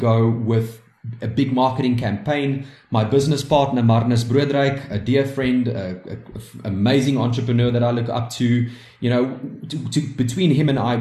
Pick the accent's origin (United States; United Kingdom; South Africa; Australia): South Africa; we are proudly South African and we are very proud to be proudly South African